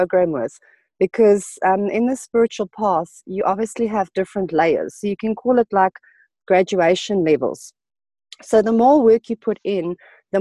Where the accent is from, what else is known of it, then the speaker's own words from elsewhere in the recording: South Africa; I'm Portuguese from origin. I was born in South Africa.